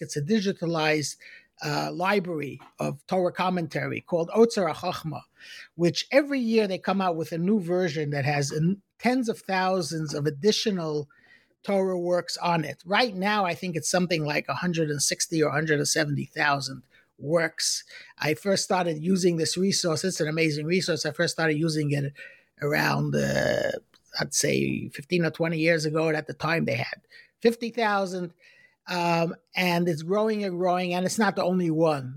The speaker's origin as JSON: {"language": "English", "town": "New York City", "region": "New York", "country": "United States", "tie": "born or raised there", "said": "I was born in, in Brooklyn, in Crown Heights"}